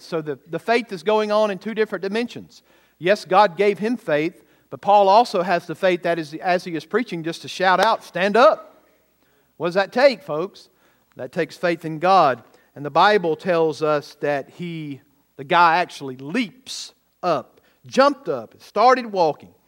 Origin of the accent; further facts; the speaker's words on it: Bowman, Georgia, United States; what I grew up in in Bowman, Georgia, with only about eight hundred people